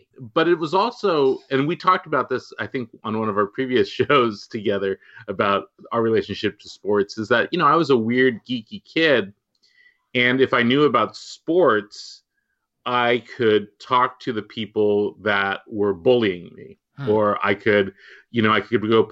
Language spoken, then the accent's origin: English; Walnut Creek, California, United States; I grew up in the Bay Area in Walnut Creek